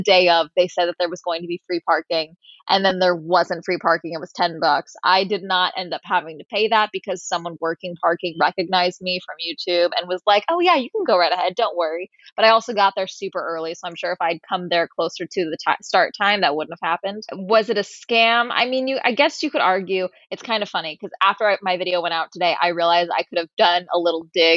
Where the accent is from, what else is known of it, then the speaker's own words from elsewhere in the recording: Tustin, California, United States; now in Los Angeles, United States; my hometown of Tustin outside